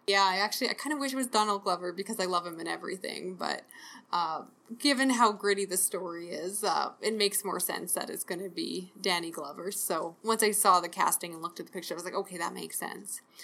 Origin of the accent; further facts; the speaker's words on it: Canada; I'm Canadian